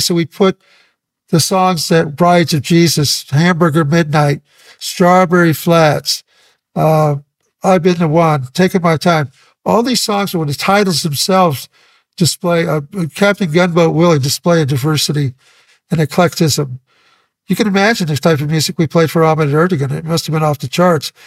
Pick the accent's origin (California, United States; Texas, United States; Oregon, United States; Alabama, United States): California, United States; Santa Maria; also born or lived in Ventura, California; I moved from Ventura to Santa Maria in high school